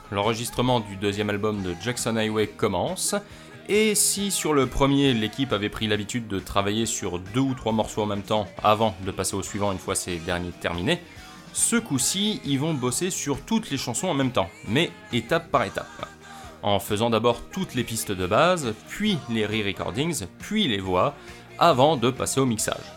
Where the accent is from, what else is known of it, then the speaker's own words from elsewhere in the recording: France; chez nous en France